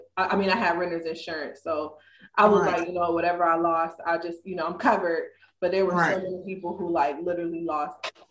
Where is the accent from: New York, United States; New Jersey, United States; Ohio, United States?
Ohio, United States; moved away as an adult; now in Dallas, United States; I'm from Ohio, where we have salt trucks